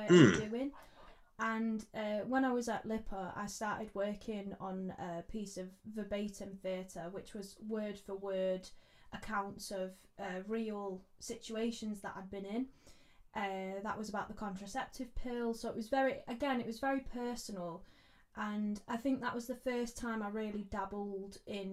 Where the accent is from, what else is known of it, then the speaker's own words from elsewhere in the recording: Manchester, North West England, United Kingdom; Manchester, my hometown